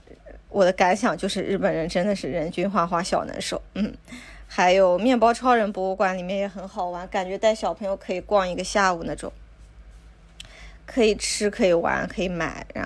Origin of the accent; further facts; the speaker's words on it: China; now in Japan; 还有很多我们中国人会喜欢的东西，比如辣的油浸笋、四川榨菜，还有一些白木耳、莲子、枸杞这些